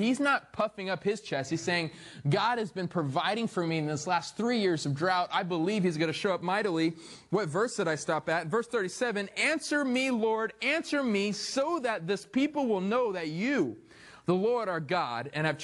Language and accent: English; Arizona, United States; I'm from Arizona. I don't know what rain is.